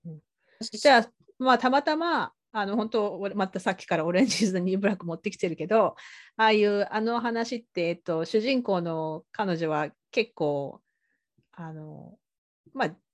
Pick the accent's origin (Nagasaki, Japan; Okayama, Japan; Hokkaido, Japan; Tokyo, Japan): Nagasaki, Japan; Sasebo; moved away as an adult; now in Canada; 私あの佐世保出身だから